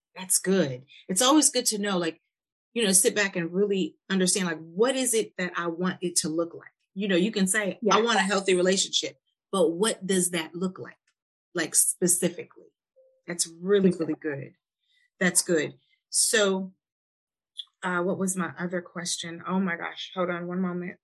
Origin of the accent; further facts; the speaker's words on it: Milwaukee, Wisconsin, United States; now in Nashville, United States; I'm from Milwaukee, and I came to Nashville